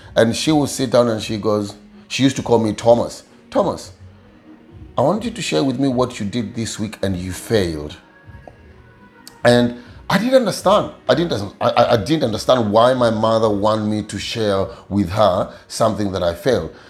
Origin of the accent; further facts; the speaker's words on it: Kakamega, Kakamega County, Kenya; moved away; i come from Kenya, a small village called Kakamega